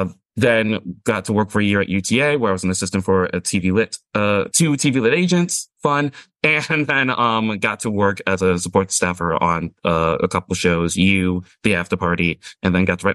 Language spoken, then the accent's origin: English; Indiana, United States; moved away; was born and raised in Indiana and then worked for MTV, VH1 for 4 years.